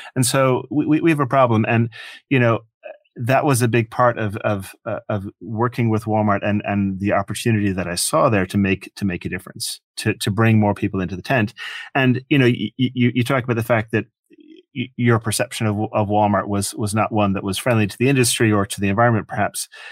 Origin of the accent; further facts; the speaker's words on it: Ireland; moved away as an adult; also born or lived in Michigan, United States; now in United States; I grew up in Ireland. Uh, I came to America when I was eighteen